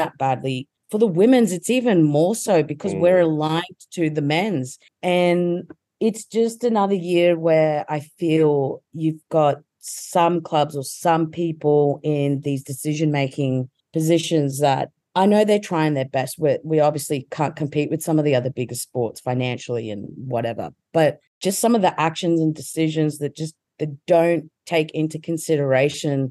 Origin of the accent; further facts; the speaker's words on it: Australia; as an Australian football fan